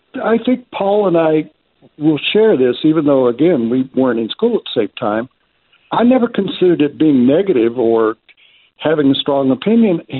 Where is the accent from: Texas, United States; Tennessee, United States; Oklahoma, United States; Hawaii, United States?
Tennessee, United States; Memphis; moved away as an adult; now in Denver, United States; I grew up in Tennessee